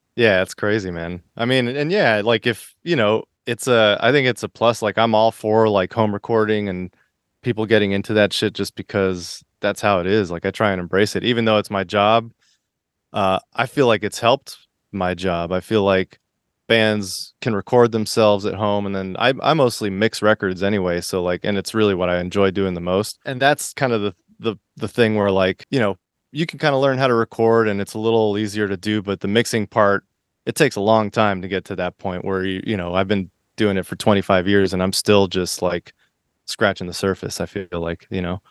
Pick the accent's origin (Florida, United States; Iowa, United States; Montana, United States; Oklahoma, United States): Florida, United States; Miami; moved away; also born or lived in Boston / San Diego / New York; I grew up in Florida and Miami, and then I moved to Boston